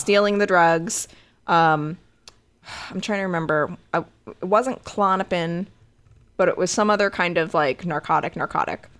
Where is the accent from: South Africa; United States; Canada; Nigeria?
United States; Connecticut; I was raised in Connecticut